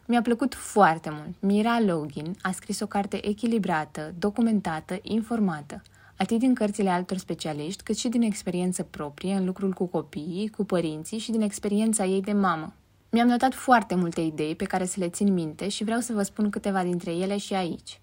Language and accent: Romanian; Constanța, Constanța County, Romania; moved away as an adult; also born or lived in Bucharest; now in Constanța, Romania; Să te muți în alt oraș, chiar și orașul de proveniență, nu este neapărat cel mai ușor lucru, mai ales după vreo 12 ani în București.